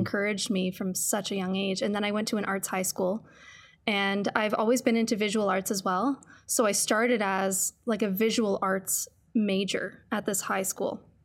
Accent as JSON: {"language": "English", "town": "Sudbury", "region": "Ontario", "country": "Canada", "tie": "born or raised there", "moved": "as an adult", "lives_now": "Calgary, Canada", "said": "I grew up in Sudbury, and it's, it's a city, but it's very much a small town"}